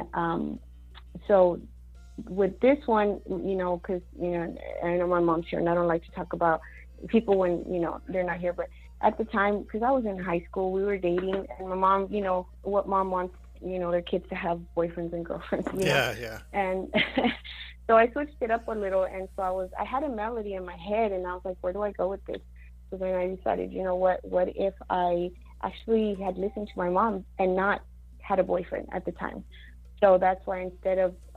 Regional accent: El Paso, Texas, United States; also born or lived in Mexico / Arizona; I was born in Mexico. I was raised in Arizona, part of my you know, teen life, and then the rest of it, I was raised in El Paso

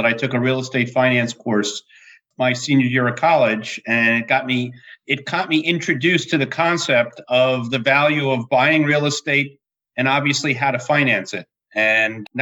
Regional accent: New Jersey, United States; I hail from New Jersey. I've been a lifelong resident.

